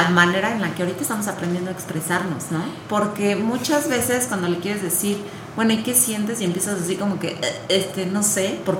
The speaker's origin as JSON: {"language": "Spanish", "region": "Querétaro", "country": "Mexico", "said": "Yo amo ser queretana."}